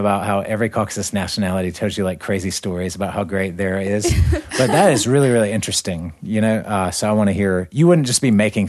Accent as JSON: {"language": "English", "region": "North Carolina", "country": "United States", "moved": "yes", "said": "So I'm from North Carolina in America."}